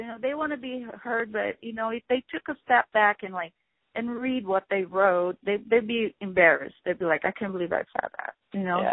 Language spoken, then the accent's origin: English; Rio de Janeiro, Brazil; now in United States; representing Brazil because that's you know where I'm from, um, from Rio de Janeiro